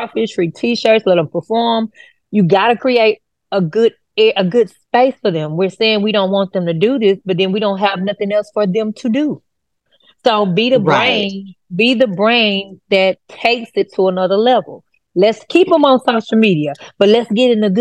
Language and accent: English; Houston, Texas, United States; I grew up in Fifth Ward area